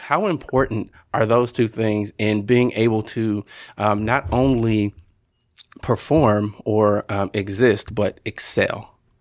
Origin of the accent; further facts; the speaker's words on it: Southern Illinois, United States; moved away; I'm originally from Southern Illinois